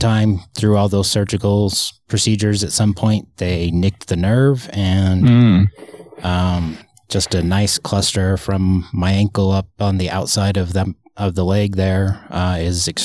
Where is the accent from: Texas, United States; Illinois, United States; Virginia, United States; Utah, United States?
Utah, United States; Kearns; moved away as an adult; also born or lived in Murray, Utah; now in California, United States; I am originally from Utah. I was born in Murray